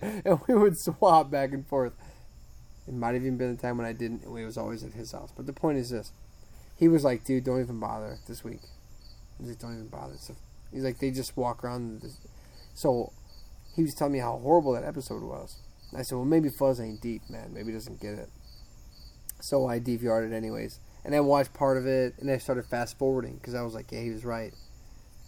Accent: United States; I'm American.

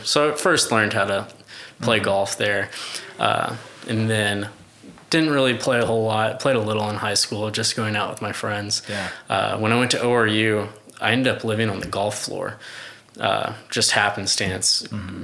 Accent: Tulsa, Oklahoma, United States; grew up here in Tulsa

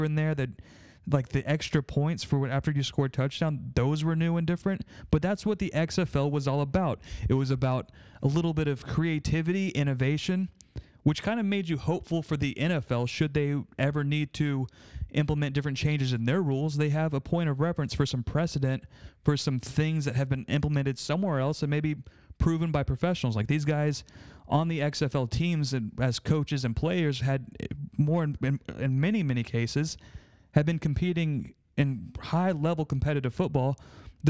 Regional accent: Austin, Texas, United States; I'm from Austin, Texas

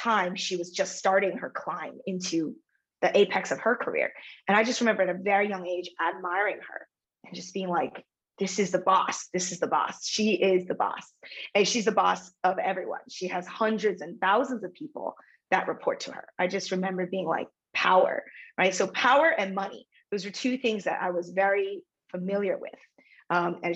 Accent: United States; growing up in America as daughter of an immigrant

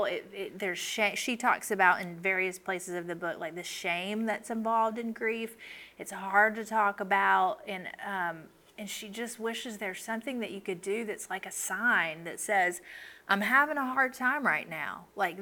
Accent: the South, United States; I grew up in the South

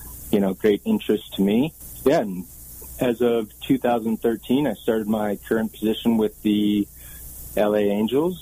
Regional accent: Waterloo, Ontario, Canada; moved away as an adult; also born or lived in Southern California / Southern Colorado; I grew up in Waterloo, Ontario, Canada

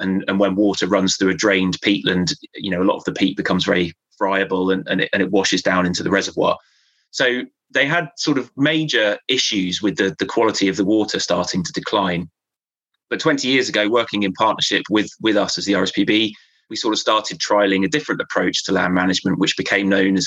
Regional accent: Devon, South West England, United Kingdom; moved away as an adult; now in Cumbria, United Kingdom; I grew up in Devon. I moved up here a couple of years before I took

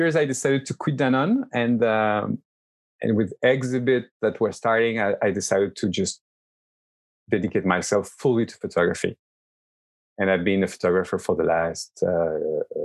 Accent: Lyon, Auvergne-Rhône-Alpes, France; moved away as an adult; also born or lived in Toulouse, France / New York, United States; now in Barcelona, Spain; I was born in Lyon, in the middle of France. I grew up there.

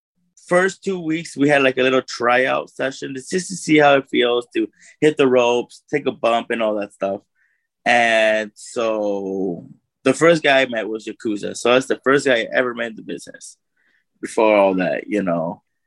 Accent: South Korea; I'm from Korea.

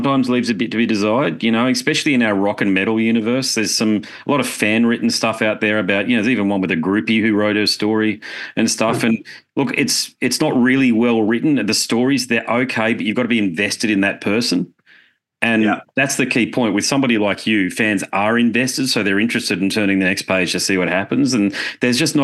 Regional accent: Brisbane, Queensland, Australia; my hometown, Brisbane

